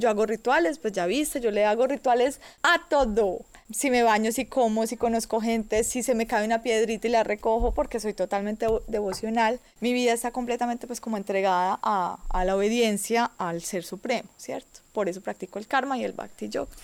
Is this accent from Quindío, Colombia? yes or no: yes; Quindío, Colombia; also born or lived in Medellín; yo vengo de Colombia, el Quindío, la región cafetera.